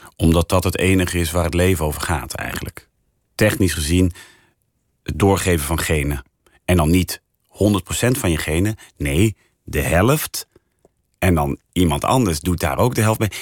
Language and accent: Dutch; Rotterdam, South Holland, Netherlands; now in Amsterdam, Netherlands; ik kom uit Rotterdam